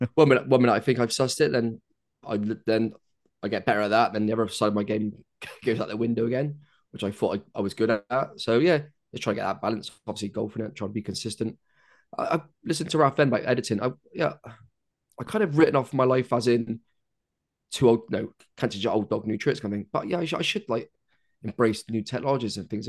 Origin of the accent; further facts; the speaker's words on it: United Kingdom; being British